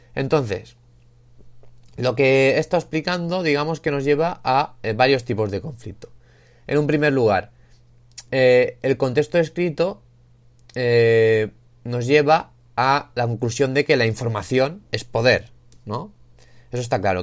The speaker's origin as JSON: {"language": "Spanish", "country": "Spain", "said": "Yo que soy de España"}